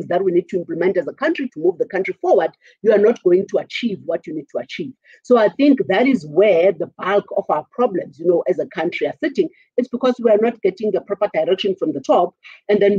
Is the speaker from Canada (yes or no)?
no; South Africa; as a South African economy